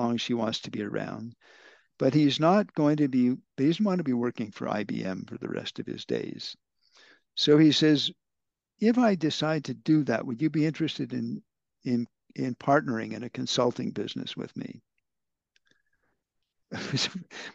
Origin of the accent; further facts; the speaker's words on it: Canada; now in India; as a Canadian